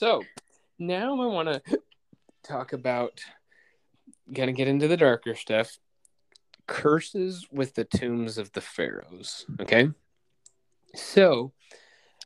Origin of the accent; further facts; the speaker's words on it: United States; we're American